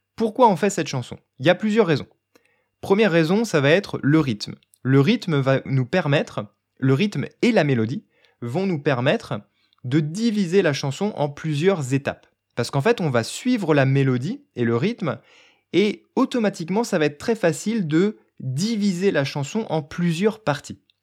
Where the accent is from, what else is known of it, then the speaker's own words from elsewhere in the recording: France; je suis français